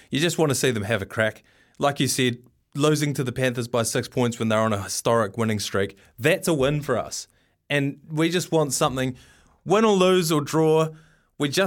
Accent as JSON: {"language": "English", "town": "Waimate", "region": "Canterbury", "country": "New Zealand", "said": "myself I'm from Waimate, so just up the road there."}